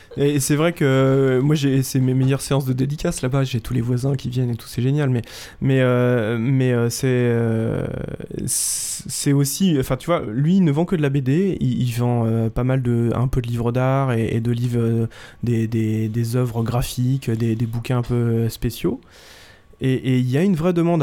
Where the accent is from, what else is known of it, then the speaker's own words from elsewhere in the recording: Vitry-sur-Seine, Île-de-France, France; je suis de Vitry-sur-Seine